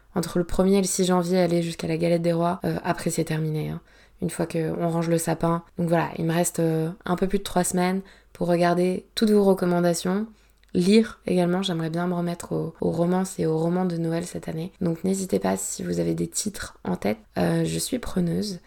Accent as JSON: {"language": "French", "region": "Provence-Alpes-Côte d'Azur", "country": "France", "tie": "born or raised there", "said": "j'ai grandi en Provence"}